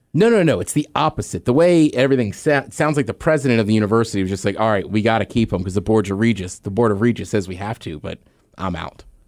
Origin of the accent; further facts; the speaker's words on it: College Park, Maryland, United States; I'm from College Park, Maryland. It's where I grew up, outside of, uh, D C